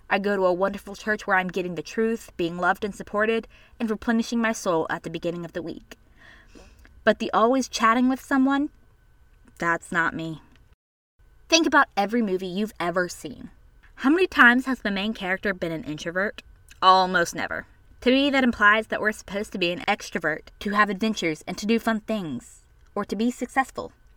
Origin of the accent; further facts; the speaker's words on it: the South, United States; I was born and raised in the South, and so were my parents